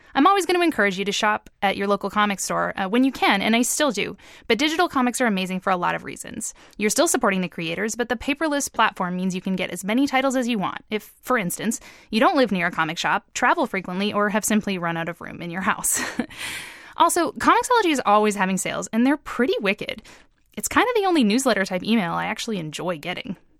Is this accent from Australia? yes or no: no; East Coast, Canada; I've lived on the East Coast my entire life